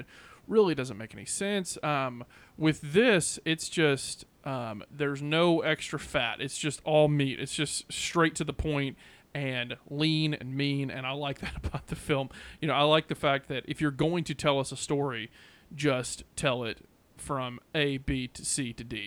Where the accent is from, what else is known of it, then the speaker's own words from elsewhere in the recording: United States; We are dumb Americans